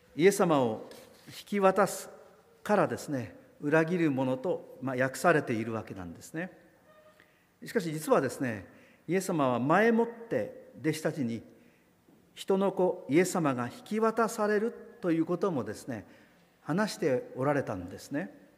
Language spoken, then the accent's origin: Japanese; Kagoshima, Japan; moved away; 私の郷里の偉人である西郷隆盛